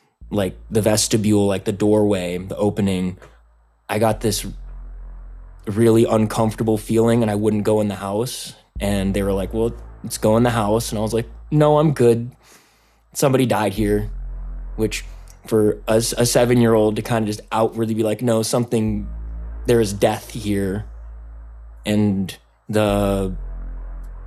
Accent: Los Angeles, California, United States; I'm also from the Los Angeles area

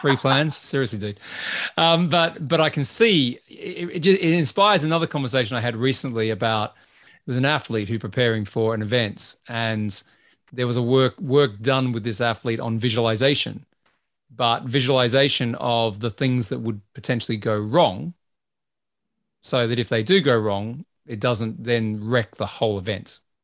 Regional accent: Australia; I'm Australian

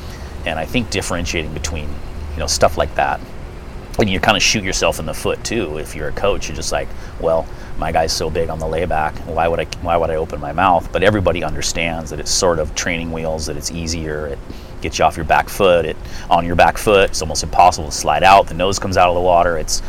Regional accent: Santa Cruz, California, United States; I grew up in Santa Cruz and it was paradise as a kid. I grew up in Pleasure Point.

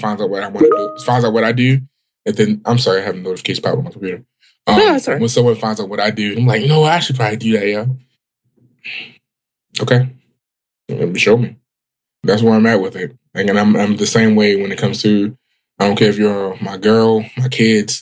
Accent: Baltimore, Maryland, United States; Growing up on West Baltimore

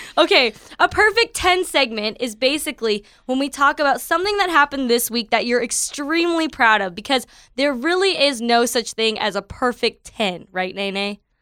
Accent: Toronto, Ontario, Canada; moved away as an adult; now in California, United States; I am from Toronto, Canada

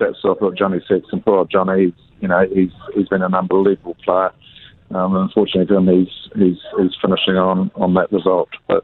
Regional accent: New Zealand; I'm very proud being a Kiwi there

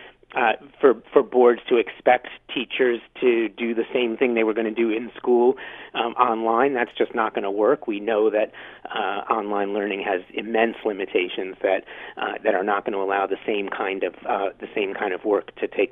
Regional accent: New York City, New York, United States; now in Ottawa, Canada; I'm from New York originally

